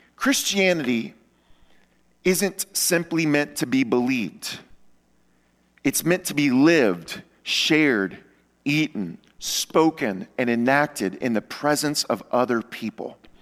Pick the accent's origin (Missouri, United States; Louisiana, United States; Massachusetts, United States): Louisiana, United States; Luling; moved away; I come to you from the New Orleans area. That's where I was born and raised. Uh, my entire childhood and teenage life, I lived just outside of New Orleans in a, in a small town called Luling, Louisiana